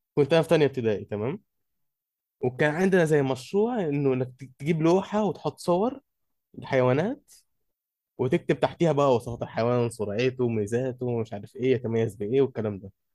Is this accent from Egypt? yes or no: yes; Egypt; عندنا في مصر احنا